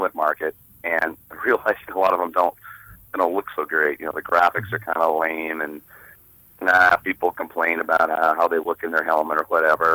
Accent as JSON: {"language": "English", "town": "Corvallis", "region": "Oregon", "country": "United States", "tie": "born or raised there", "said": "I grew up in Corvallis"}